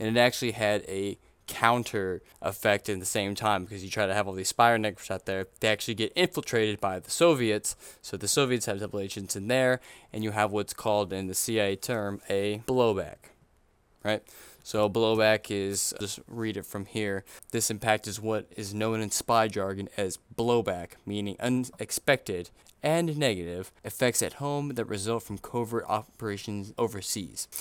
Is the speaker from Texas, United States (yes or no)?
yes; Missouri City, Texas, United States; where I'm from, I'm from Missouri City, Texas